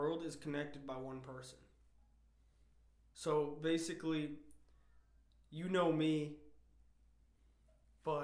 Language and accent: English; Maine, United States; moved away as an adult; I'm from Maine and I plan on going back there eventually